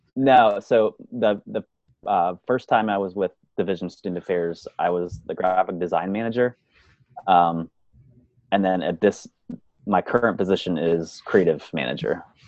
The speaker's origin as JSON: {"language": "English", "region": "Pennsylvania", "country": "United States", "tie": "born or raised there", "said": "I was born and raised in Pennsylvania."}